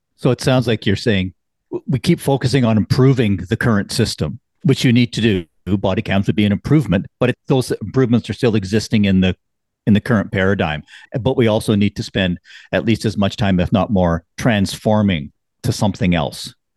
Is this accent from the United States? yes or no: no; Canada